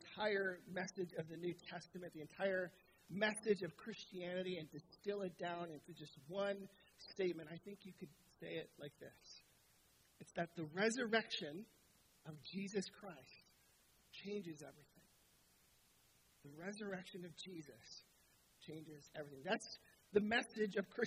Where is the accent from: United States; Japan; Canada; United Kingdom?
Canada; Southern Ontario; moved away as an adult; now in Ottawa, Canada; We're from Southern Ontario. That's where our family lives.